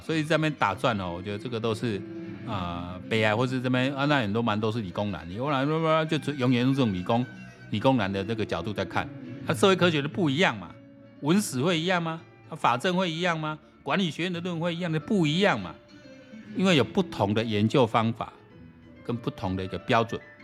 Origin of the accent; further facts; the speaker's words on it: Taishan and Xinzhuang, New Taipei, Taiwan; 我小时候也是在那一带成长